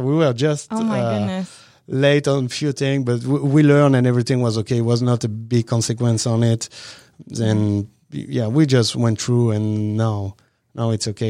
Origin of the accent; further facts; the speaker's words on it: Avignon, Provence-Alpes-Côte d'Azur, France; English is a second language; moved away as an adult; now in Washington, United States; But, I mean, we are from Avignon is still a small town. And you know, I raised in a small town.